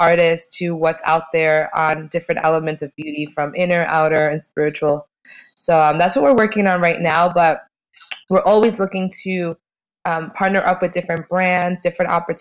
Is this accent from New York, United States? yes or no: yes; Long Island, New York, United States; I'm from New York originally, from Long Island.